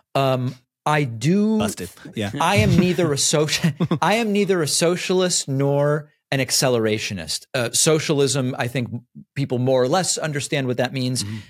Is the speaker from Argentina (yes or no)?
yes; Argentina; also born or lived in Argentina (born); now in United States; I'm from Argentina